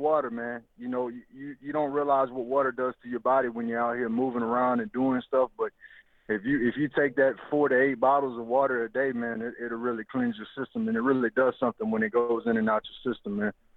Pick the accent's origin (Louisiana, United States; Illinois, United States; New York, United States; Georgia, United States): Louisiana, United States; I'm from Louisiana